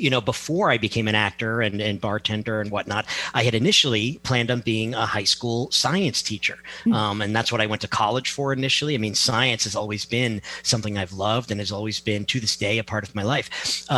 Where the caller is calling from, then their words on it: Milford, Connecticut, United States; I am in Connecticut. Milford, Connecticut.